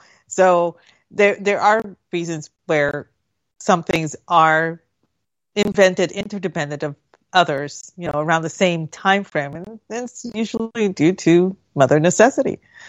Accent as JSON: {"language": "English", "country": "Puerto Rico", "tie": "born or raised there", "said": "No. I lived, when I was growing up in Puerto Rico, our house for a time, we didn't have a bathroom."}